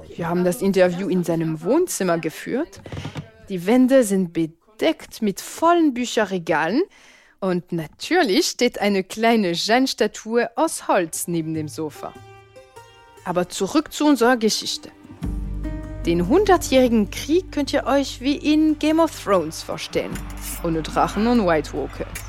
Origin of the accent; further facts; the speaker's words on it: Reims, Grand Est, France; German is a second language; moved away as an adult; now in Berlin, Germany; Ich komme aus Reims, einer Großstadt im Nordosten Frankreichs